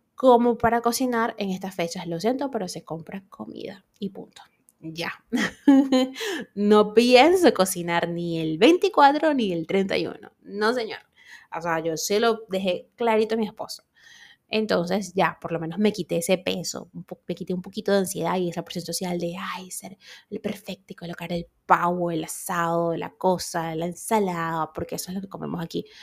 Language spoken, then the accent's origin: Spanish; Venezuela; moved away; en mi país nosotros, bueno, y el que sea venezolano se va de Venezuela, pero igual mantiene estas costumbres